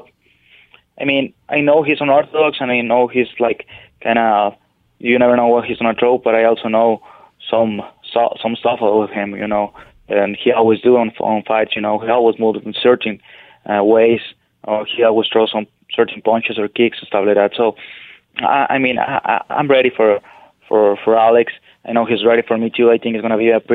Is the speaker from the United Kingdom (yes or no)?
no; Parral, Chihuahua, Mexico; moved away; also born or lived in Ciudad Juárez; I grew up in Parral, Chihuahua, in Mexico